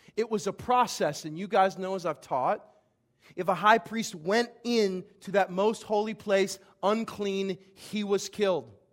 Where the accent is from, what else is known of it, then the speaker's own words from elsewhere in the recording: Vandalia, Illinois, United States; my hometown, Vandalia, Illinois